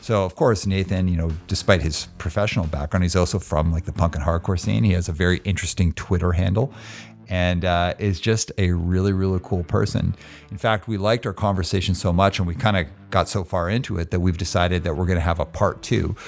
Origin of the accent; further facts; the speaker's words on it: Calgary, Alberta, Canada; moved away as an adult; also born or lived in Montreal; now in Vancouver, Canada; grew up in Calgary